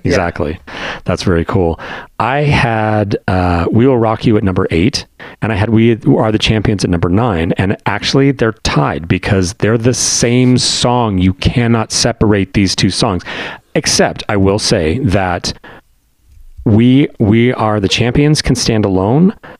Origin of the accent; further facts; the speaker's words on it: Denver, Colorado, United States; growing up on Denver rock radio